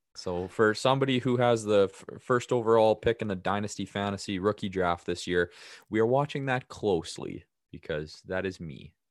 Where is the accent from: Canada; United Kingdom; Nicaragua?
Canada; Regina, Saskatchewan; I'm from Regina